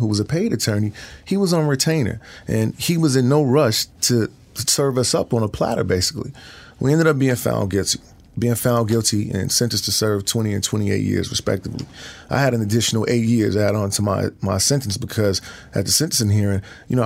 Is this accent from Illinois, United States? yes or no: yes; Chicago, Illinois, United States; I'm from Chicago, and I made my way to Wisconsin